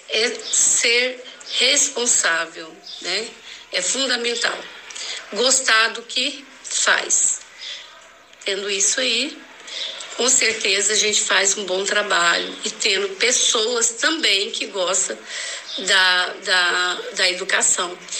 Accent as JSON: {"language": "Portuguese", "town": "Goiânia", "region": "Goiás", "country": "Brazil", "tie": "born or raised there", "said": "nasci aqui em Goiânia, na vila, ali na Fama. Estudei também aqui em Goiânia, tanto o ensino fundamental como o ensino médio"}